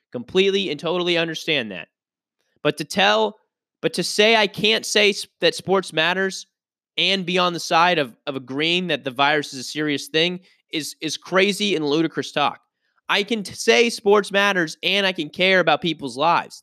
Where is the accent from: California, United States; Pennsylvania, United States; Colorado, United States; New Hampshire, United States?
Pennsylvania, United States; Pittsburgh; moved away; I grew up in Pittsburgh